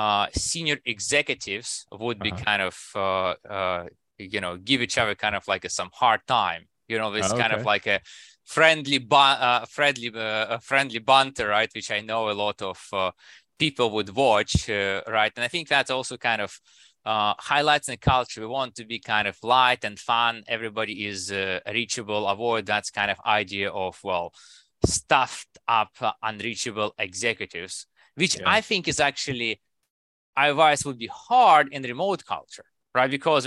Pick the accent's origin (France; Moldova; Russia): Russia; English is a second language; now in United States; And I come from Russia, right? And while I spend a lot of time in US, right? I think you still get some of those, you know, maybe Russian habits in me, right?